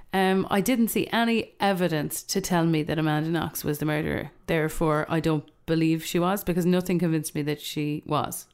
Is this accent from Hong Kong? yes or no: no; Ireland; I'm also aware as an Irish person